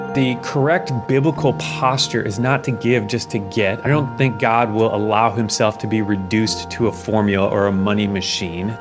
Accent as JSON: {"language": "English", "country": "United States", "said": "as an American"}